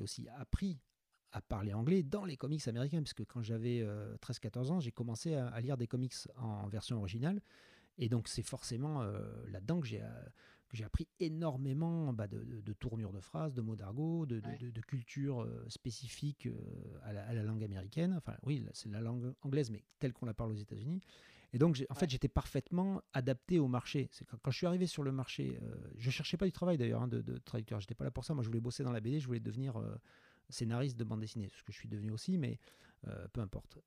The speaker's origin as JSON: {"language": "French", "country": "France", "said": "je suis un bon français"}